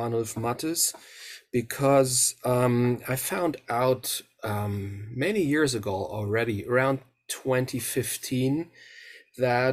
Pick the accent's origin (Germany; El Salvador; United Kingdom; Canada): Germany; Mainz, Rhineland-Palatinate; now in Münster, Germany; I grew up in the western part of Germany, in the area of Mainz, which is close to the River Rhine, in the area around Frankfurt